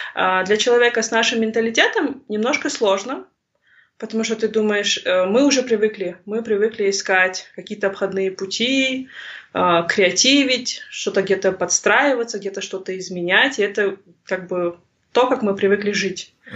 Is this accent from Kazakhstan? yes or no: yes; Tselinograd Region, Akmola Region, Kazakhstan; first language Russian; moved away as an adult; also born or lived in Singapore; я сама уроженка Целиноградской области и выросла в окружении русских